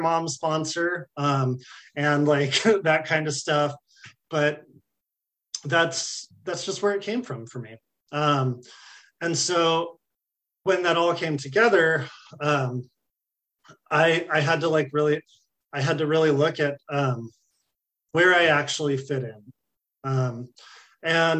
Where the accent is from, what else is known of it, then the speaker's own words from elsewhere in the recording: California, United States; I'm from California